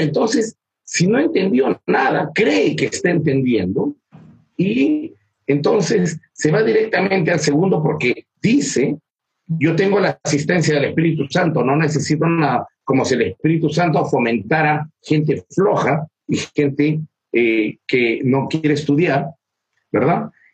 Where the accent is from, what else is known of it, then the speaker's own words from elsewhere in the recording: Peru; yo vivo en Perú, soy peruano